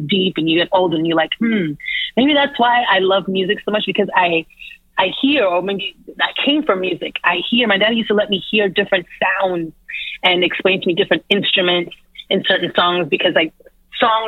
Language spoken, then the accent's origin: English; Toronto, Ontario, Canada; now in New York, United States; growing up in Toronto